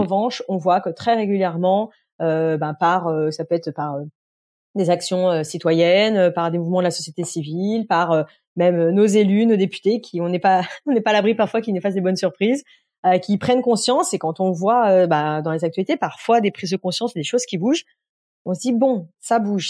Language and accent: French; Beaujolais, Lyon region, Auvergne-Rhône-Alpes, France; j'ai vécu dans un, un village euh, jusqu'à voilà, jusqu'à être majeur grosso modo euh, dans, dans le Beaujolais